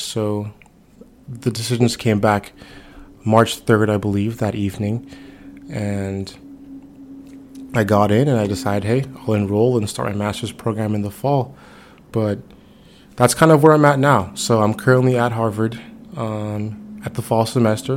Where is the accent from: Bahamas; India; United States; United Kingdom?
Bahamas; Nassau, New Providence; moved away; I'm originally from Nassau, Bahamas